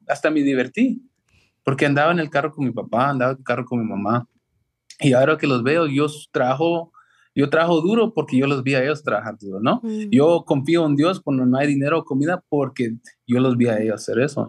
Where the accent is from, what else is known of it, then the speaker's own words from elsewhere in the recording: Los Angeles, California, United States; nosotros crecimos en South Central